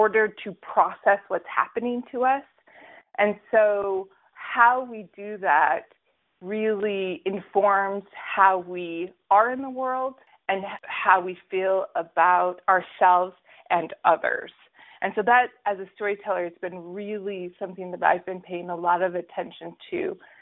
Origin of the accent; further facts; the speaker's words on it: United States; also born or lived in Utah; now in Brooklyn, New York, United States; I was raised in Colorado and Alaska